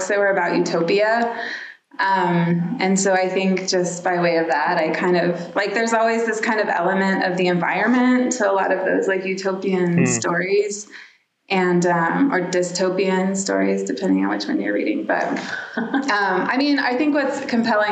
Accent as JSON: {"language": "English", "town": "Dallas", "region": "Texas", "country": "United States", "tie": "born or raised there", "also_born_or_lived": "New York City", "moved": "as an adult", "said": "I grew up in Dallas, Texas"}